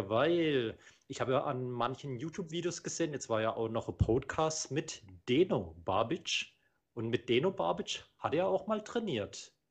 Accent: Croatia; Als Kroate sieht man kroatisches Tag-Team.

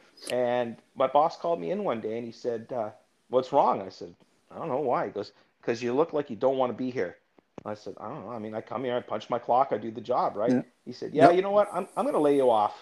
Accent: Toronto, Ontario, Canada; also born or lived in Florida, United States; I was born in Florida, moved to Toronto when I was 3

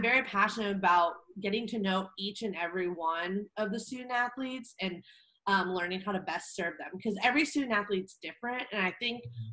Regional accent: Orange County, Southern California, United States; moved away as an adult; also born or lived in Spokane, Washington; now in Arizona, United States; I grew up in Orange County

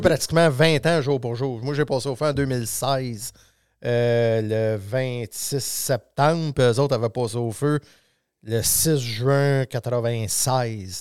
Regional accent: Saint-Nazaire-d'Acton, Quebec, Canada; j'ai grandi à Saint-Nazaire, pas loin du village

